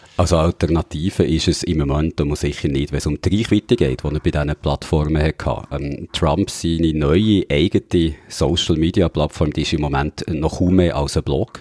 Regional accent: Switzerland; bei uns in der Schweiz

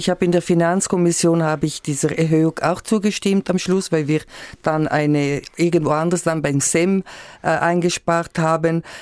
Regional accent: Graubünden, Switzerland; Und ich komme aus Graubünden. Wir haben diese Bergbauernfamilien

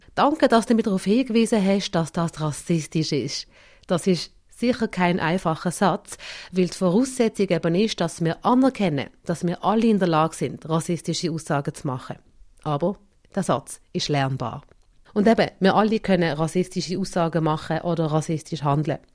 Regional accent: Basel, Basel-Stadt, Switzerland; ich bin hier geboren und hier aufgewachsen

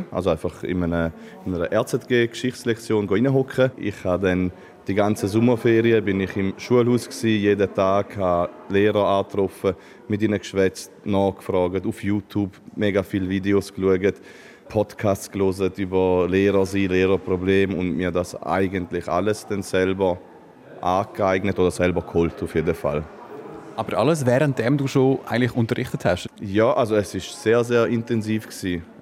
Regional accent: Schaffhausen, Switzerland; ich komme aus Schaffhausen.

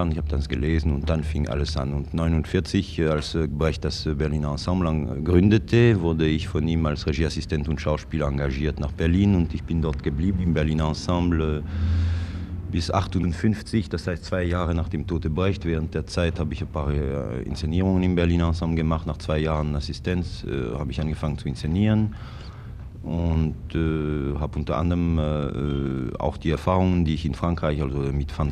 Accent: Yverdon, Vaud, Switzerland; Ich bin äh, gebürtiger Wattländer.

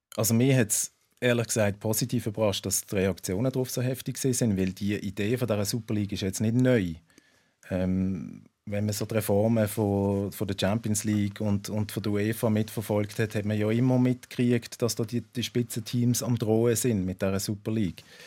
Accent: Basel, Basel-Stadt, Switzerland; als Schweizer

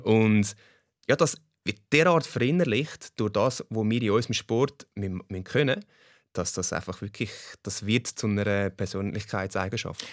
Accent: Switzerland; ich, ich bin Schweizer und äh, das Holländische an mir ist äh, die Hälfte von meinem Blut und der Pass. Aber äh, im Herz bin ich Schweizer

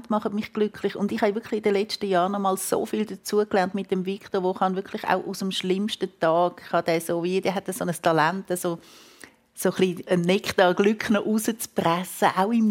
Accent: Switzerland; Und ich aber so als, als Schweizerin, ich habe so das Gefühl, müssen doch, die müssen sich doch freuen, wenn ich komme.

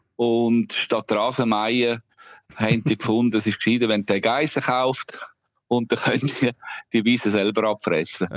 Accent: Obertoggenburg, St. Gallen, Switzerland; moved away as an adult; now in Ireland; ich bin selber auf einem Bauernhof aufgewachsen im Obertoggenburg

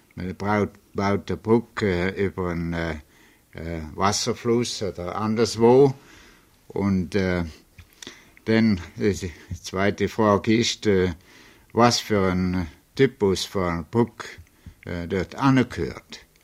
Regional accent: Switzerland; moved away as an adult; also born or lived in Zurich, Switzerland; now in New York, United States; Ich bin äh, in, in Fürthaler bis Schaffhausen geboren, äh, hat äh, hat Schule in der Schweiz durchgemacht, das Polytechnikum in Zürich

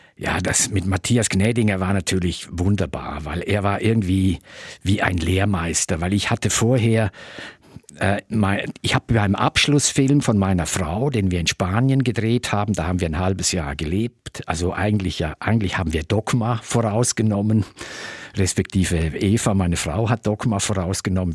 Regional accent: Tamins, Graubünden, Switzerland; also born or lived in Chur; Also ich bin in Tamins aufgewachsen und dann sind wir mit 14 sind wir dann nach Chur gezogen

